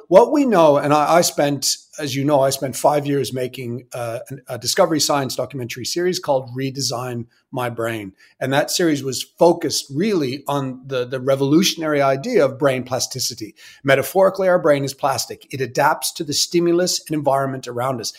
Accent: Sydney, Nova Scotia, Canada; I was born in Sydney, Nova Scotia

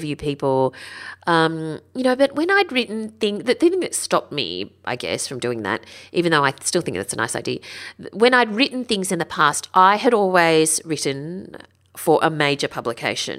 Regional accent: Sydney, New South Wales, Australia; also born or lived in Northern Beaches, Sydney; I grew up in the Sutherland Shire.

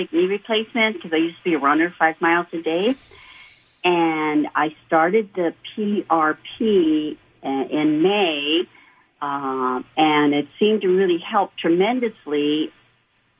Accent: Washington, United States; now in Arizona, United States; I'm originally from Washington State

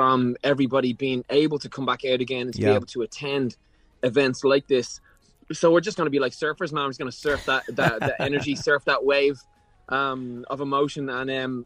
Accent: Ireland; growing up in Ireland

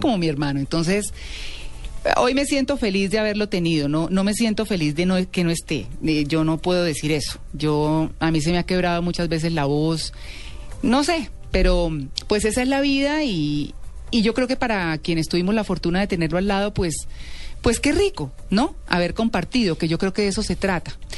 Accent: Colombia; nosotros como colombianos

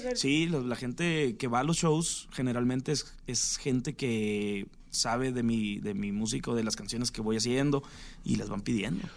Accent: Sinaloa, Mexico; yo soy de Sinaloa también.

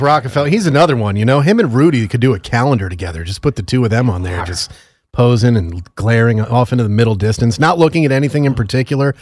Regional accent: Stamford, Connecticut, United States; my hometown, Stamford, Connecticut

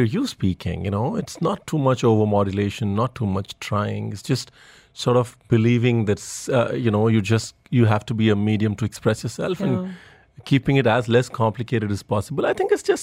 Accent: Lucknow, Uttar Pradesh, India; now in Dubai, United Arab Emirates; I grew up in a small town in north of India called Lucknow

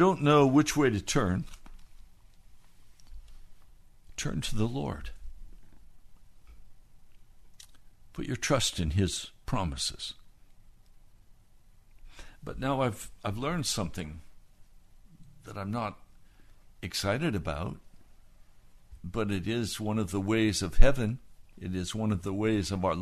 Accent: United States; My orientation as an American

